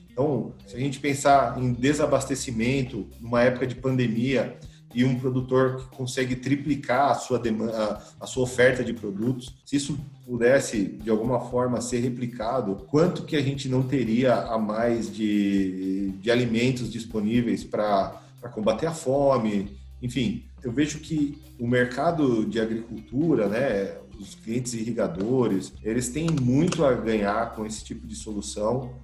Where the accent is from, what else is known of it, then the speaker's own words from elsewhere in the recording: Santo André, São Paulo, Brazil; Eu sou natural de Santo André, aqui de São Paulo, sou, sou do ABC Paulista